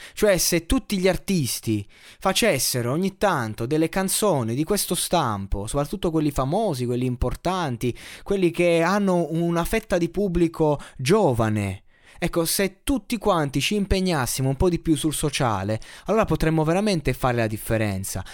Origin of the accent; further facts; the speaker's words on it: Abruzzo, Italy; Io da abruzzese